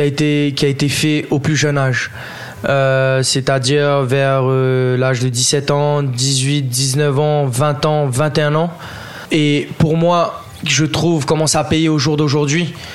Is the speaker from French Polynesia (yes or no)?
yes; French Polynesia; Je suis originaire de Tahiti, je suis demi-tahitien, demi-français.